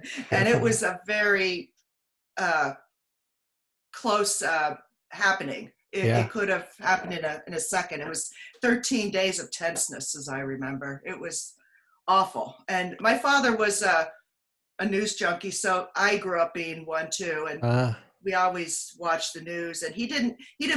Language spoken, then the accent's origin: English; Allentown, Pennsylvania, United States; moved away as an adult; now in Northern Virginia, United States; I grew up in Pennsylvania. I grew up in Allentown, Pennsylvania, an industrial city, and left in my 30s